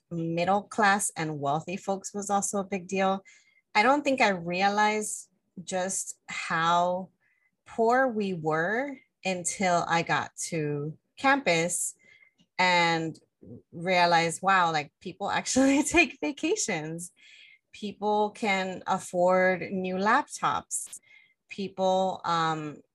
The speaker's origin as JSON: {"language": "English", "town": "Los Angeles", "region": "California", "country": "United States", "tie": "born or raised there", "said": "I grew up in the Northeast San Fernando Valley, community that has a predominant Mexican immigrant community"}